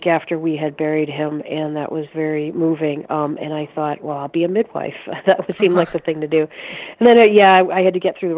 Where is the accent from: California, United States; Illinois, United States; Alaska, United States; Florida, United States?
Illinois, United States; Chicago; I grew up in the suburbs of Chicago and went to Loyola.